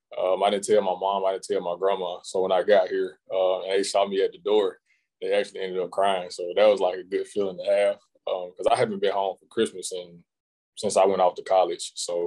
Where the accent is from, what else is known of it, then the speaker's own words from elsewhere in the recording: Goodwater, Alabama, United States; Very, very small town, probably 500-600 people. Not much going on here but basketball, football.